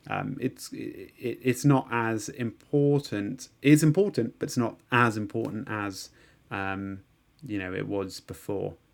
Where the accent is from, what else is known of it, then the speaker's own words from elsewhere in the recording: London, United Kingdom; born there; I was I was born in London, but we moved to a really nice rural part.